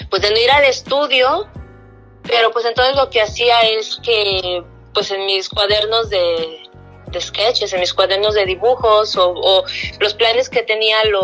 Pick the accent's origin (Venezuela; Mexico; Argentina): Mexico; now in Canada; no sabía si era todavía como eh, mexicano o canadiense o dónde estaba y era mi manera de arraigarme. Entonces antes pintaba muchas cosas relacionadas más con México